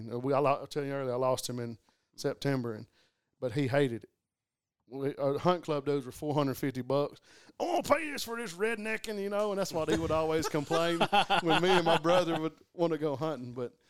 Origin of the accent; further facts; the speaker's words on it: Ragland, Alabama, United States; also born or lived in Tuscaloosa, Alabama; I grew up in East Alabama, a little town called Raglan. And it's in the hills up there.